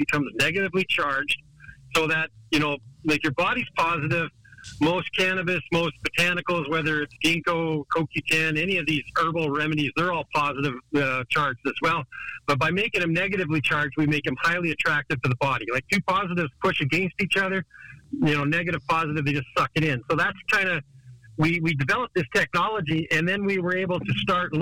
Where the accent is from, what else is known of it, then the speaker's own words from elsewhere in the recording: Vancouver Island, British Columbia, Canada; I grew up in Canada on Vancouver Island